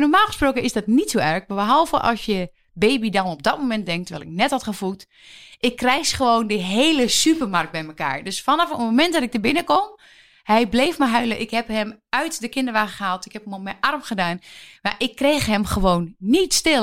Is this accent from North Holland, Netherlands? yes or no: no; Twente, Overijssel, Netherlands; ik kom natuurlijk uit Twente